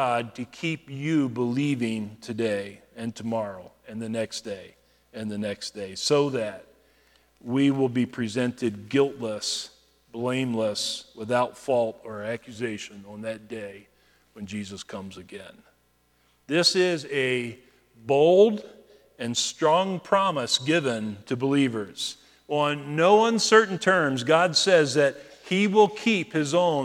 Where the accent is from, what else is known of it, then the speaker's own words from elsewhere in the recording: United States; as American believers